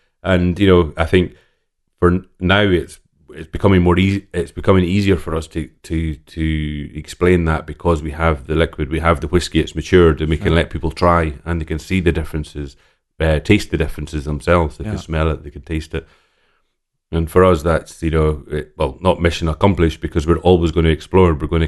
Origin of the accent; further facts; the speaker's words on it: Islay, Scotland, United Kingdom; So I grew up in on Isla. I was born and raised on Isla. My father was working at Laphroaig Distillery, so we lived right beside the distillery.